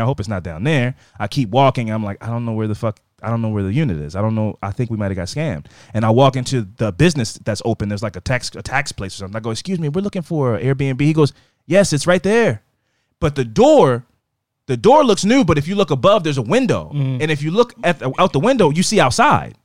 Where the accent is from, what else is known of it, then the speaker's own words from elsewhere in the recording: United States; I'm American